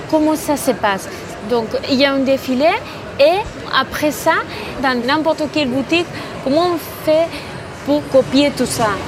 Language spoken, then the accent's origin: French; Bilbao, Basque Country, Spain; French is a second language; moved away as an adult; now in Paris, France; j'ai 32 ans, je viens de Bilbao.